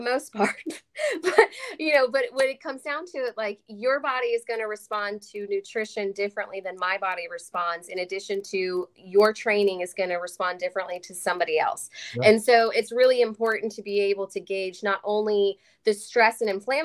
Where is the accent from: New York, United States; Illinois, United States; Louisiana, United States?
Illinois, United States; Chicago; moved away as an adult; also born or lived in Louisville, Kentucky; now in Texas, United States